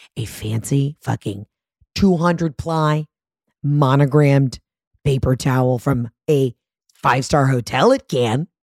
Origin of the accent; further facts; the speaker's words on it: Georgia, United States; I'm from Georgia